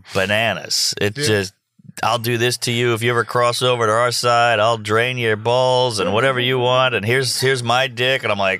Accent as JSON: {"language": "English", "town": "New Orleans", "region": "Louisiana", "country": "United States", "tie": "born or raised there", "said": "A lot of my neighborhood was predominantly black. I grew up in Treme, which is right outside of the French Quarter."}